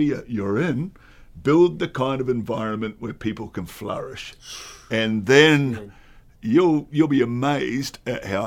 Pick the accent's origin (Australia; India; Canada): Australia; I'm an Australian.